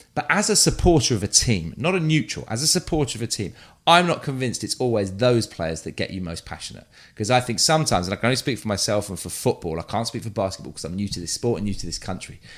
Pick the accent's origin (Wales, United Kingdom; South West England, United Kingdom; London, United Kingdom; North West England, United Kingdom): London, United Kingdom; moved away; I grew up North London near Arsenal